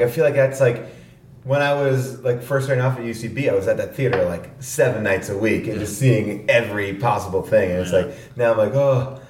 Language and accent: English; Long Island, New York, United States; I grew up in New York on Long Island, and then I moved into the city